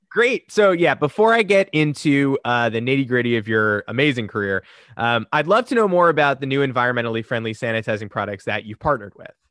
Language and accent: English; New York, United States; I'm a New Yorker